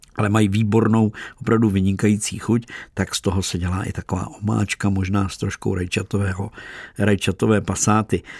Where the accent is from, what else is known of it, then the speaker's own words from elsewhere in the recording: Czechia; jsme Češi